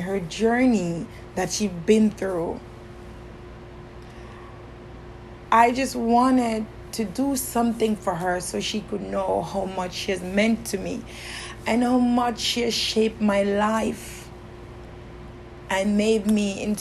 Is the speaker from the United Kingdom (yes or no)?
no; Kingston, Jamaica; I grew up in Kingston, Jamaica, and I grew up in the slums of Jamaica